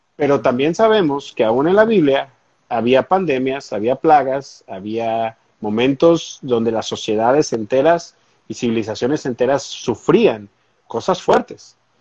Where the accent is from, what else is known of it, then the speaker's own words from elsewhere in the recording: Mexico; now in United States; yo soy, soy mexicano, soy latino